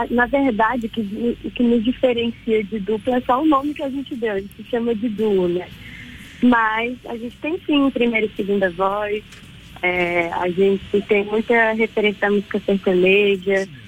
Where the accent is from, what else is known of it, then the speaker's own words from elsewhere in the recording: Araguaína, Tocantins, Brazil; also born or lived in Minas Gerais; a gente é tá do Tocantins, somos de Araguaína. E a gente estudou a vida inteira na mesma escola